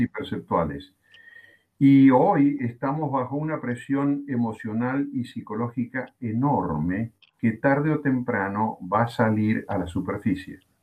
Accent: Argentina; aquí en mi país, en Argentina, llevamos 64, 65 días de cuarentena

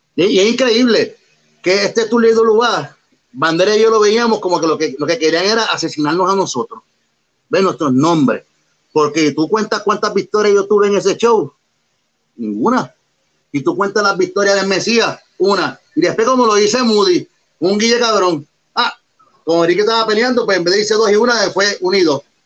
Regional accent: Puerto Rico; Somos los únicos boricuas sin estar en televisión de los de Luis, que hemos viajado el mundo completo, representando, claro, nuestra isla.

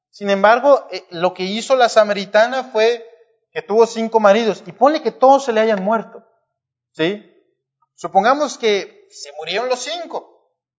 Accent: Monterrey, Nuevo León, Mexico; nuestra condición como humanos, como mexicanos, como regios

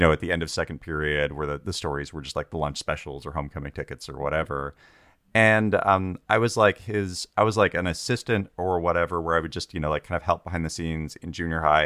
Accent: Tulalip Reservation, north of Seattle, Washington, United States; I, uh, grew up on the Philippine Reservation, which is about, like, forty-five minutes north of Seattle

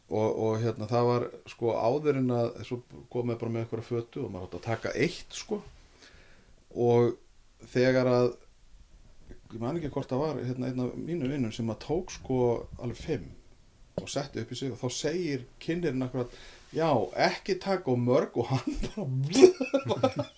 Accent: Reykjavík, Capital Region, Iceland; ég er úr Reykjavík

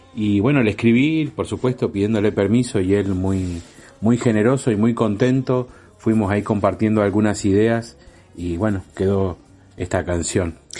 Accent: Argentina; como argentinos

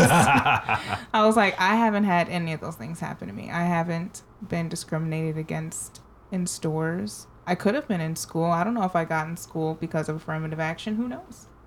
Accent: United States; I'm American.

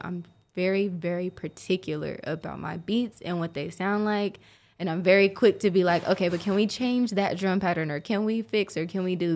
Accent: Oklahoma City, Oklahoma, United States; Born and raised, sooner born, sooner bred

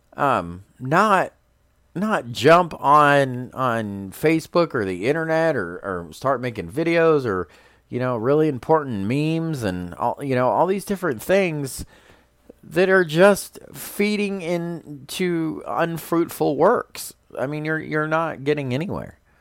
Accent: United States; as an American

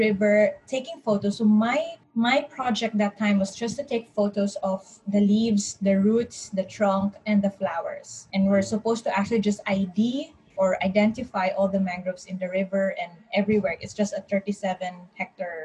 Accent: Cagayan de Oro, Northern Mindanao, Philippines; I am back in my place in Cagayan de Oro, so I'm from Mindanao

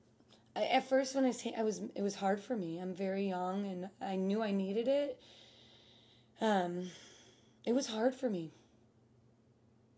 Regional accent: Chicago, Illinois, United States; growing up in Chicago

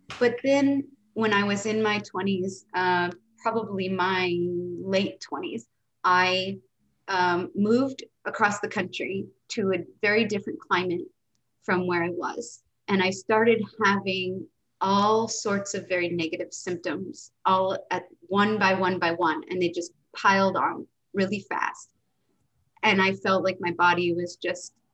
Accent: United States; also born or lived in West Coast / East Coast; I was raised in America with the standard American diet

